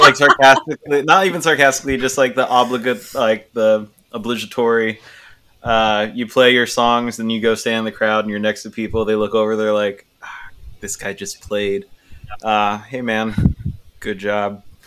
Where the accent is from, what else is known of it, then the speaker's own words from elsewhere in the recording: Chula Vista, California, United States; also born or lived in Portland, Oregon; now in Seattle, United States; I'm from Chula Vista